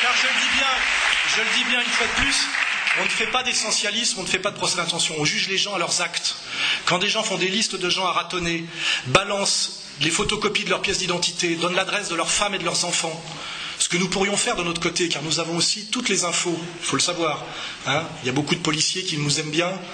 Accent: Savoy, Auvergne-Rhône-Alpes, France; je suis savoyard, je suis attaché aux montagnes

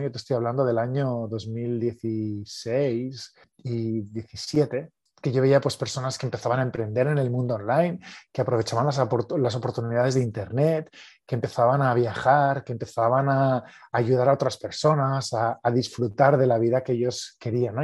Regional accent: Barcelona, Catalonia, Spain; soy de Barcelona, de España

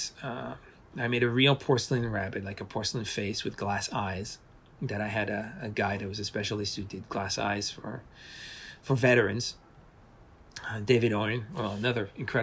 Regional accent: Paris, Île-de-France, France; moved away; also born or lived in Portland; I was brought up in Paris

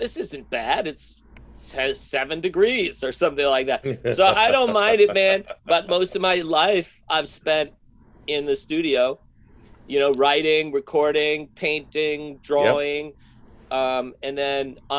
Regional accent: Milwaukee, Wisconsin, United States; now in Minneapolis, United States; I grew up in Milwaukee, so I'm half Minnesotan

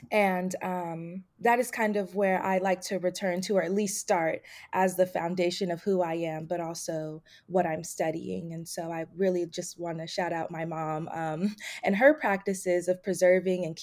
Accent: Bay Area, California, United States; moved away as an adult; also born or lived in Atlanta, Georgia / Delaware; So, I'm originally from the Bay Area, California. Uh, I was born and raised there. That's also where my family is from. Um, I moved to Atlanta, Georgia in 2014 to study at Emory University

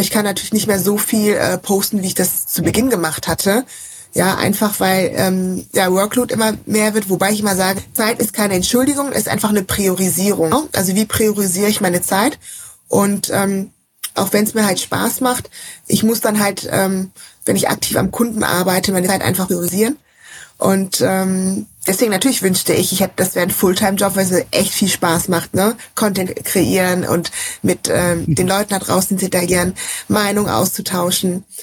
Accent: Rhineland, Germany; Ich komme ja auch aus dem Rheinland.

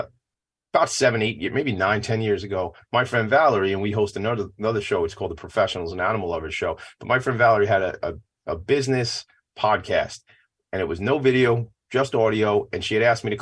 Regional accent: Franklin Square, New York, United States; I grew up in Franklin Square. We're neighbors.

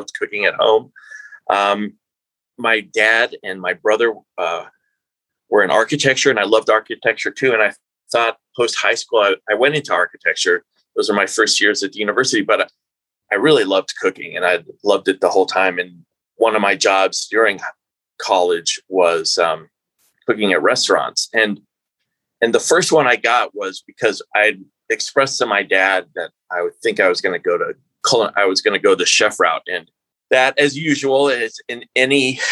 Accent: New Mexico, United States; I'm from New Mexico

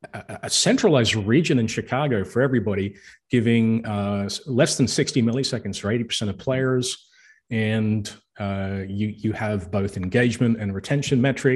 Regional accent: Australia; Hi, I'm Australian.

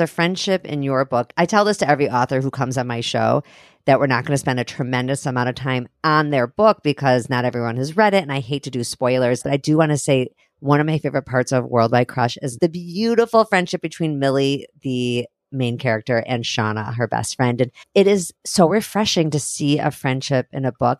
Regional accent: Highland Park, Illinois, United States; I grew up in Highland Park in Chicago.

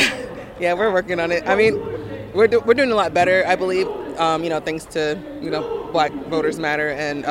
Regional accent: Greenville, North Carolina, United States; I'm from Greenville, North Carolina.

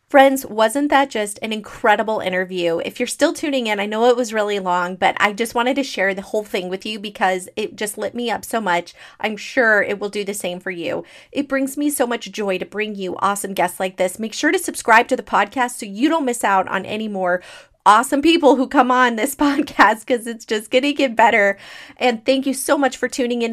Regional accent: Arizona, United States; moved away as an adult; now in Idaho, United States; I'm from Arizona

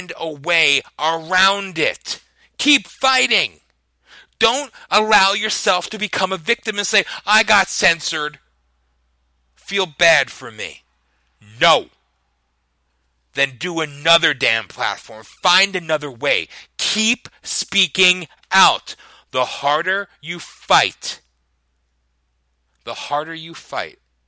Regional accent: United States; I love being an American.

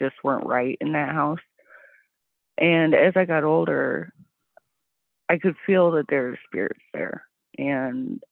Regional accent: Salt Lake City, Utah, United States; now in Wisconsin, United States; growing up, I grew up in Salt Lake City, Utah

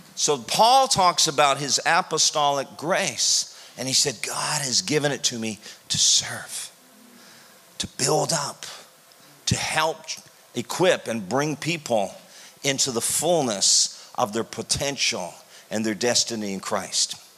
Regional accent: Canada; I'm from Canada

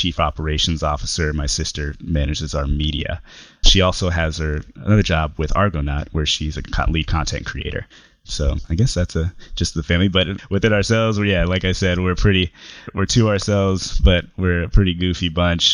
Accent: Richmond, California, United States; also born or lived in El Sobrante, California / Berkeley, California; I grew up in the Bay Area, grew up in Richmond, California, until middle school, where I moved to El Sobrante, California

